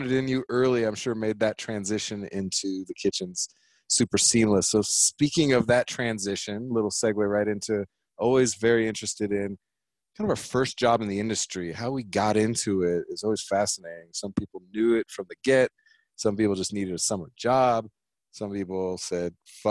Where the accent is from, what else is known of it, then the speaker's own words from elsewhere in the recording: California, United States; now in Colorado, United States; Being from California